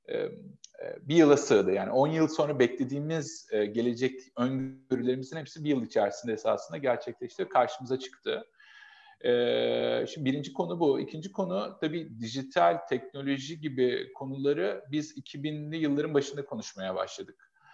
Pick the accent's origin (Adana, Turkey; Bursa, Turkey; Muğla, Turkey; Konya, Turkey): Adana, Turkey